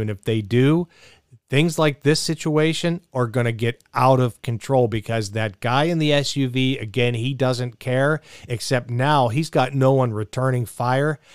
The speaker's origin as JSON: {"language": "English", "town": "Mesa", "region": "Arizona", "country": "United States", "tie": "born or raised there", "said": "in Mesa, in my hometown"}